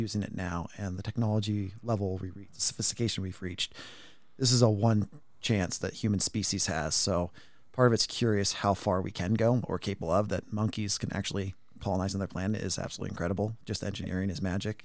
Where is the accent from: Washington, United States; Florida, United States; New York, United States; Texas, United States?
Washington, United States; I'm from Washington State, grew up here my whole life